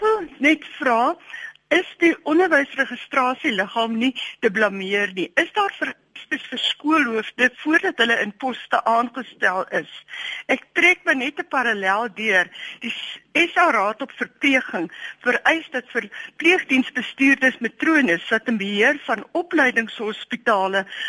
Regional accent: South Africa; ek is befo vir 50 jaar bevoordeel omdat ek wit was in hierdie land en ek is Afrikaner

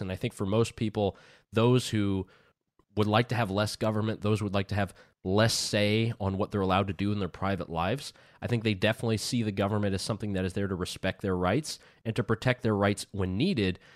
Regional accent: United States; moved away; being the American mindset

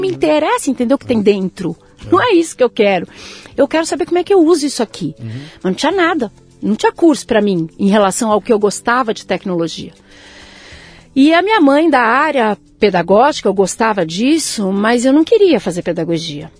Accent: São Paulo, Brazil; Eu nasci aqui, em São Paulo, São Paulo. Beneficência Portuguesa. Eita! Em 68. Hum. É, sou o recheio de um sanduíche. Tenho um irmão mais velho, que também nasceu em São Paulo, e uma irmã mais nova, que também nasceu em São Paulo. E desde então sempre estive em São Paulo

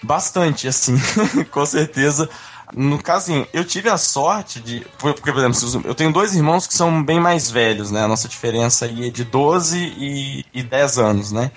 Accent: Minas Gerais, Brazil; Eu sou de Minas, né, naturalmente

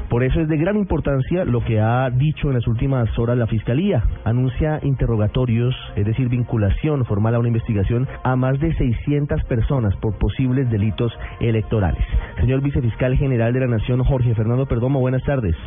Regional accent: Bogotá, Colombia; que nací en Bogotá, que vivo en Bogotá y trabajo en la capital del país

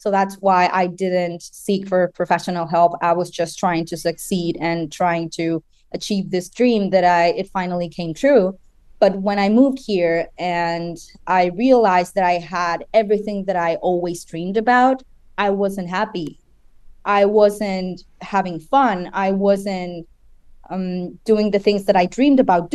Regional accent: Chile; moved away as an adult; now in United States; I'm originally from Chile. That's my home country

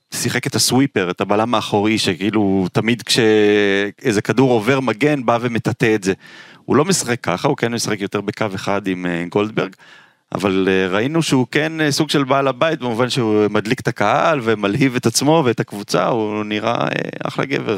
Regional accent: Israel; אני נולדתי בארץ

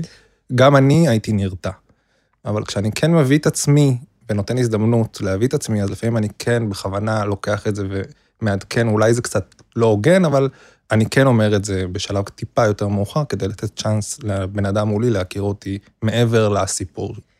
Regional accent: Jerusalem, Jerusalem District, Israel; now in Tel Aviv, Israel; גדלתי בירושלים, בקהילה החרדית

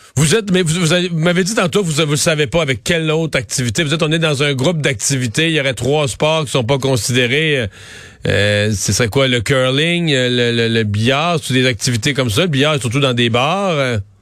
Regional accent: Rivière-du-Loup, Quebec, Canada; chez, chez, nous, dans ma ville natale, il a fermé, là, à Rivière-du-Loup

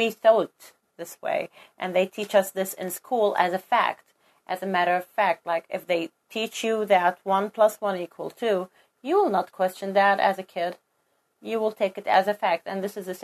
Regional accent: Kuwait; I'm a Kuwaiti, and I grew up in Kuwait

